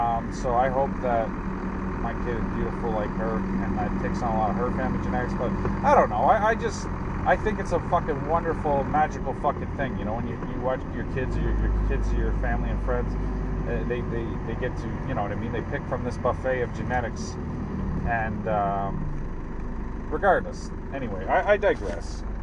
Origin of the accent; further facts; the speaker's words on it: Innisfil, Ontario, Canada; I moved all the way from Innesville, so I know what it's like to be an immigrant. No, I swear to God, it's like fucking half an hour away.